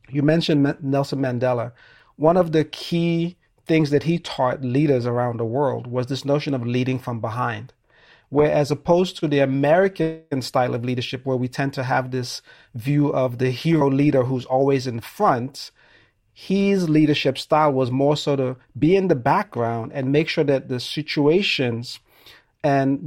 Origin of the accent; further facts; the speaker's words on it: Sierra Leone; I'm originally from Sierra Leone.